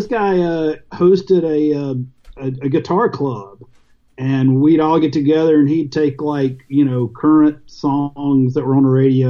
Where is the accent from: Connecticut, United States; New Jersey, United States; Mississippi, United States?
Mississippi, United States; Jackson; where I grew up in Jackson, Mississippi